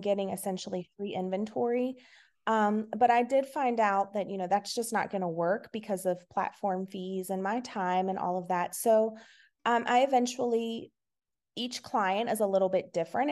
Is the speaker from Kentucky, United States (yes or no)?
no; Virginia, United States; I'm from Virginia. I have been here my whole entire life.